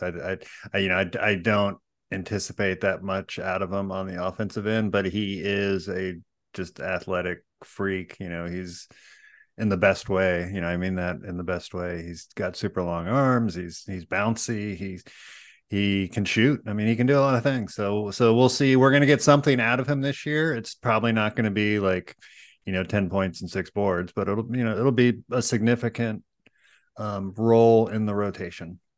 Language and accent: English; Florida, United States; now in California, United States; I grew up in Florida